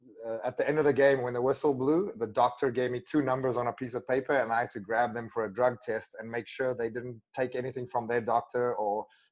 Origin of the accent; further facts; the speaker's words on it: South Africa; first language af; English is a second language; My first language is Afrikaans, and we have a lot of really good swear words.